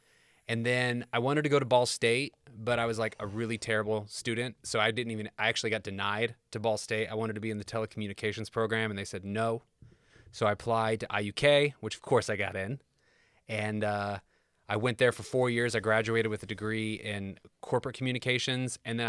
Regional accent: Kokomo, Indiana, United States; moved away as an adult; also born or lived in Los Angeles / Nashville; born and raised. In fact, I think it will be, I moved away from Kokomo in 2005. So I was 23. I just turned 41. So I still have spent more of my life in Kokomo than not in Kokomo.

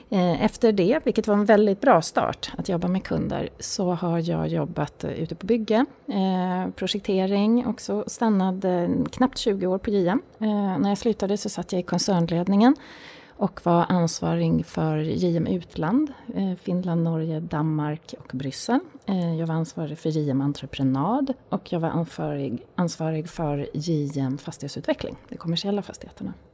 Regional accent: Tyresö, Stockholm County, Sweden; Jag fyller 50 år i höst. Jag är uppvuxen i Tyresö, eh, söder om Stockholm.

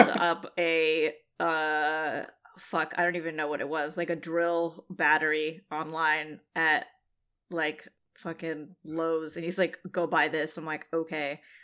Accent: San Jose, California, United States; my hometown

